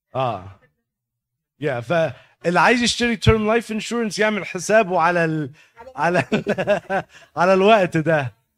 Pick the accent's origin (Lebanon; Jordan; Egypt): Egypt; moved away; احنا طبعا ك كمصريين